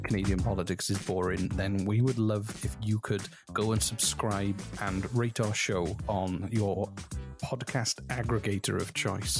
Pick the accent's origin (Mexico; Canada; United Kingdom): United Kingdom; Wales; I'm Welsh.